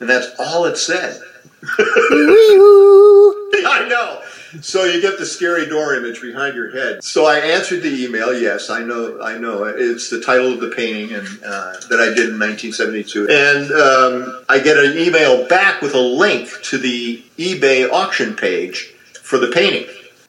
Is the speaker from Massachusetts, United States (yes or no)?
yes; Massachusetts, United States; born there; also born or lived in Gary, Indiana / Hobart, Indiana / Chicago; Yeah, I was born in Massachusetts, and I was adopted when I was 9 months old by my adopted parents, the Stoneham family, and we moved from Massachusetts to Gary, Indiana, and Hobart, and then eventually with my grandmother in Chicago